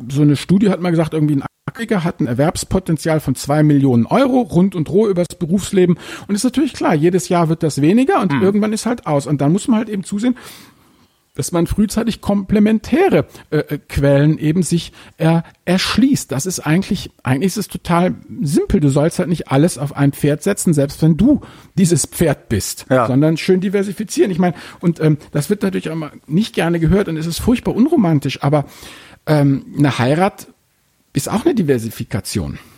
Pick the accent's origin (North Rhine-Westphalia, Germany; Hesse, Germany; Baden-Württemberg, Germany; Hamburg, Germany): Hamburg, Germany; ich muss jetzt hier mal als Hamburger doch mal hier ein maritimes Beispiel bringen.